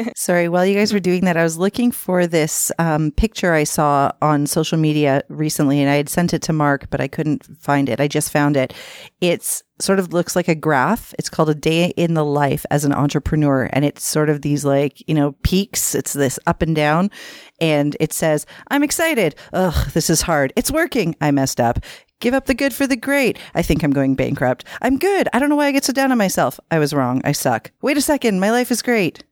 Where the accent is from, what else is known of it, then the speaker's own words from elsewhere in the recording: Toronto, Ontario, Canada; I am from Scarborough, born and raised